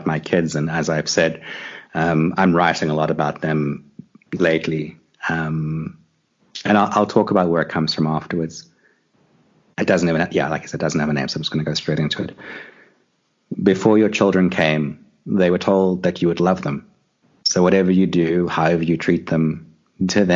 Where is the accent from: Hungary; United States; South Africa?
South Africa; I grew up in South Africa. You know, I grew up here in the 80s and during apartheid